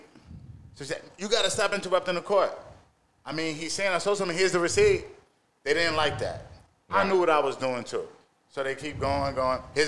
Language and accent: English; New York, United States; I go to New York. I open a clothing store